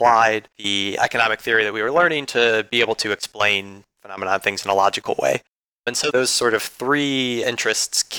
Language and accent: English; Chicago, Illinois, United States; I'm from Chicago